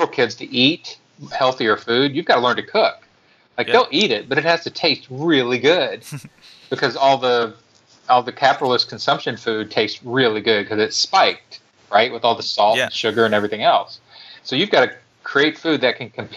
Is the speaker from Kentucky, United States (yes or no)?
yes; Kentucky, United States; I'm from Kentucky, which even, you know, in Australia, you probably know is a redneck southern state